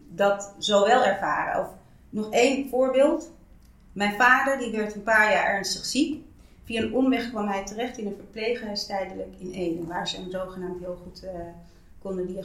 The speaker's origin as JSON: {"language": "Dutch", "country": "Suriname", "lives_now": "Netherlands", "said": "als je mij vraagt of ik heb gebaat als Surinaamse man"}